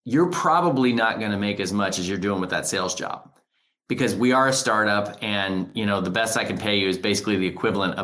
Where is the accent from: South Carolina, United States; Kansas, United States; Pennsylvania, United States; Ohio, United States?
Kansas, United States; Hutchinson; moved away as an adult; now in St. Louis, United States; I'm a Kansan. I grew up in Hutchinson, Kansas, and I love my Sunflower State.